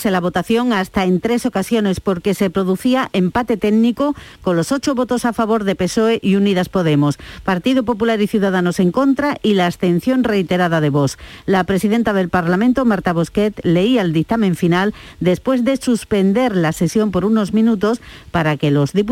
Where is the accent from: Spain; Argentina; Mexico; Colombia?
Spain; Andalusia; yo como andaluza